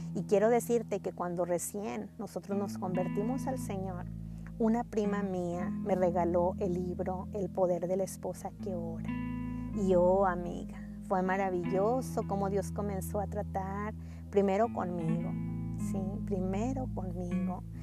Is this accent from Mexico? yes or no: yes; Mexico; now in Texas, United States; Soy mexicana, pero radico en Texas, junto a mi bella familia